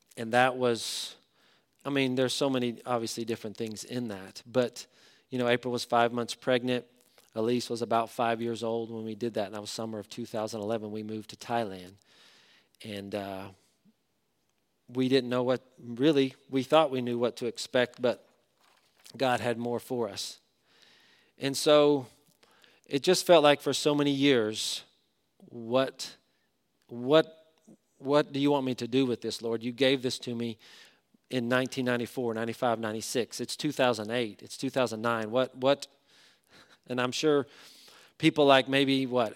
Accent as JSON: {"language": "English", "town": "Knoxville", "region": "Tennessee", "country": "United States", "tie": "born or raised there", "also_born_or_lived": "Fort Worth, Texas", "moved": "as an adult", "lives_now": "Charlotte, United States", "said": "Knoxville, Tennessee. I don't wanna go back to my hometown"}